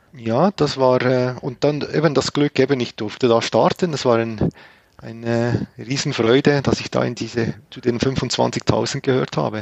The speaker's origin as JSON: {"language": "German", "town": "Grenchen", "region": "Solothurn", "country": "Switzerland", "said": "Also ich komme aus dem Kanton Solothurn. In Grenchen bin ich zu Hause."}